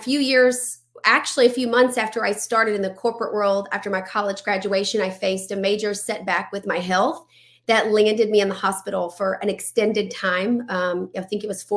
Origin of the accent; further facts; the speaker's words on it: Louisiana, United States; I'm from Louisiana